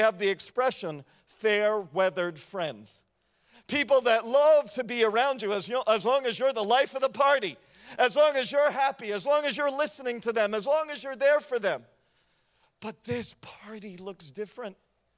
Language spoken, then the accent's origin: English; United States